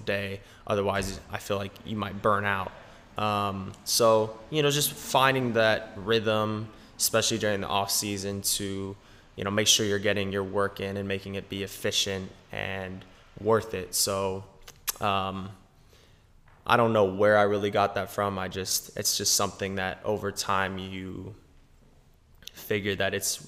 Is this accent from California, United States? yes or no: yes; Pasadena, California, United States; also born or lived in Laguna Beach, California; So I was born in Pasadena